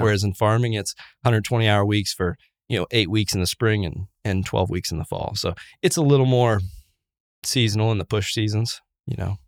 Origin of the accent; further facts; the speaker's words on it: Wabash County, Indiana, United States; I was born in Wabash County, Indiana, so up north of Indianapolis, about two hours, um, farm family.